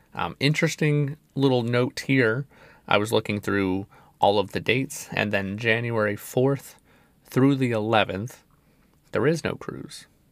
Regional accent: Central Florida, United States; I'm from the Central Florida area

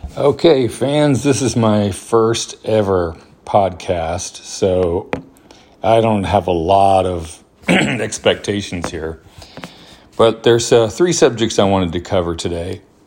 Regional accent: Huntsville, Alabama, United States; also born or lived in New Mexico; I was born in New Mexico, but my family moved when I was very young to Huntsville, Alabama, where I grew up

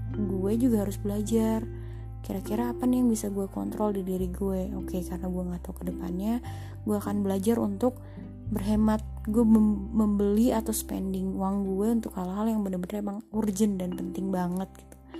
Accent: Jakarta, Indonesia; kita orang Jakarta orang Indonesia

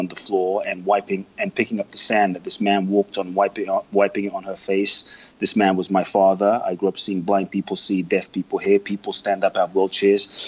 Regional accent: London, United Kingdom; also born or lived in Ghana; now in Los Angeles, United States; I grew up in London. I now live in Los Angeles.

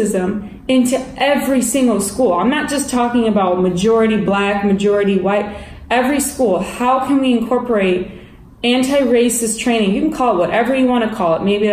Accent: United States; I am American

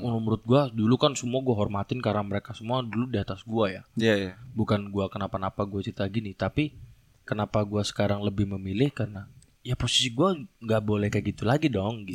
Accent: Indramayu, West Java, Indonesia; Gua kan dari Indramayu

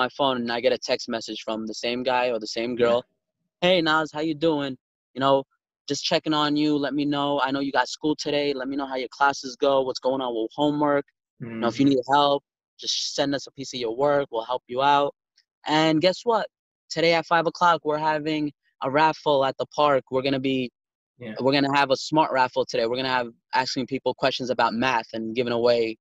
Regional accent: New York City, New York, United States; we're from Brooklyn

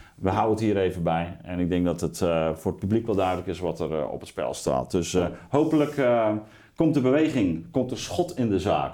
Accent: Netherlands

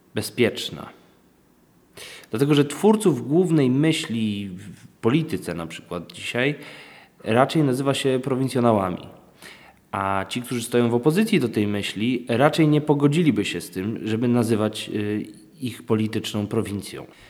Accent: Wałbrzych, Lower Silesian Voivodeship, Poland; jestem z Wałbrzycha

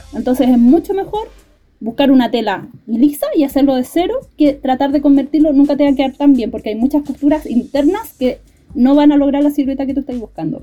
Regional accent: Punta Arenas, Magallanes and Chilean Antarctica, Chile; yo soy de Punta Arenas

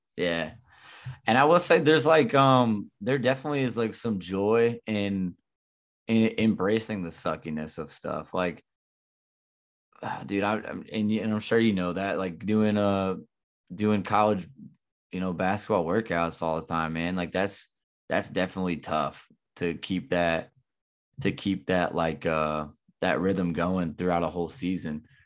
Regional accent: Southern Illinois, United States; also born or lived in Missouri; working in my hometown right now

